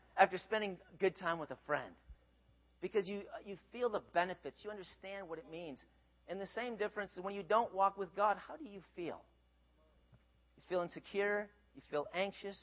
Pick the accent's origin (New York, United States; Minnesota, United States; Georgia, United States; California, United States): Minnesota, United States; grew up in Minnesota